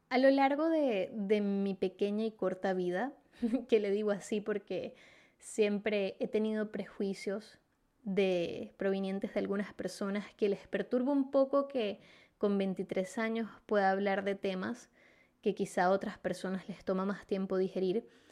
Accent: Venezuela; moved away as an adult; now in Chile; soy venezolana, resido en Chile desde hace 5 años y medio

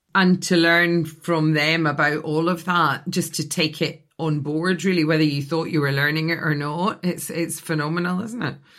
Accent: Scotland, United Kingdom; now in London, United Kingdom; I grew up in Scotland in a house in a village

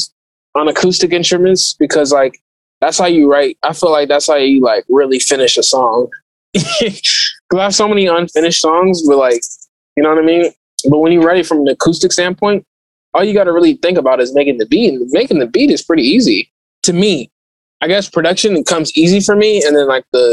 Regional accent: Oakland, California, United States; I'm from Oakland

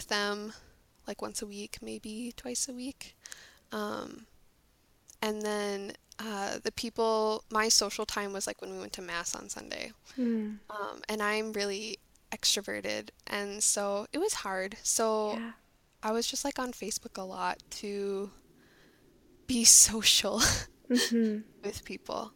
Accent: St. Paul, Minnesota, United States; I grew up in St. Paul, right in the city

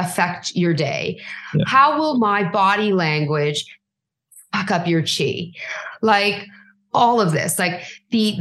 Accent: Canada; as a brown girl, as a Canadian, like influenced by British culture

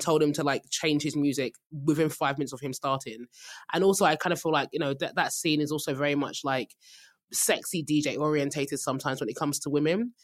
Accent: Nigeria; as a Nigerian

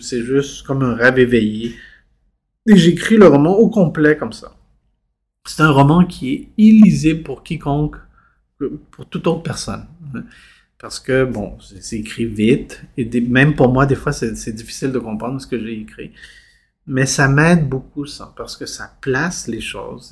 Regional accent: Montreal, Quebec, Canada; also born or lived in Chile; je suis arrivé ici enfant à 5 ans

